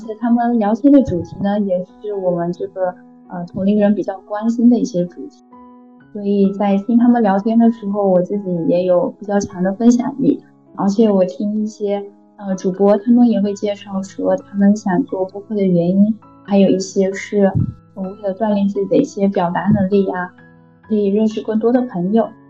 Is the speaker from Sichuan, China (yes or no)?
no; Fujian, China; 我是福建人。